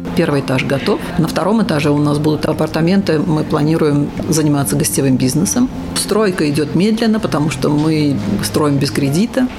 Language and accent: Russian; Ashgabat, Turkmenistan; moved away as an adult; also born or lived in Germany; now in Latvia; Я восточный человек, я родилась в Ашхабаде